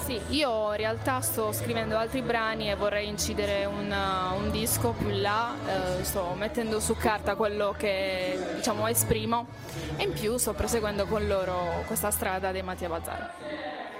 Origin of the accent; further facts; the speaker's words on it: Terlizzi, Apulia, Italy; sia dei Terlizzi